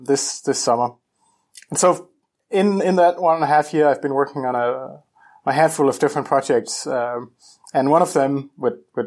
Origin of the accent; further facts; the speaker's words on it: Copenhagen, Capital Region of Denmark, Denmark; moved away as an adult; now in Seattle, United States; I am Danish, and I am from Copenhagen, Denmark. And that's where I did my undergrad